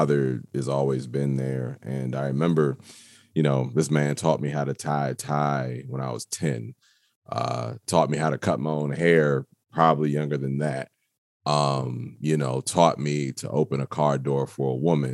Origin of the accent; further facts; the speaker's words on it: Waldorf, Maryland, United States; I am from Waldorf, Maryland